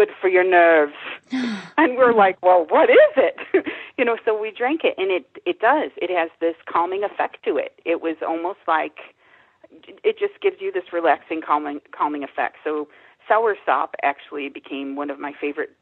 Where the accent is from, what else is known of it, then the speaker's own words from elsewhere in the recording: Midwest, United States; I'm from the Midwest